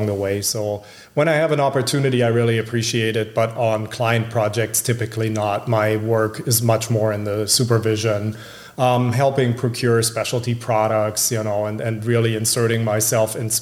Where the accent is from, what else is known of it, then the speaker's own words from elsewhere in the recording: Germany; moved away as an adult; now in Minneapolis, United States; So I grew up in Germany. I've been here about 20 years. I came here in my late 20s.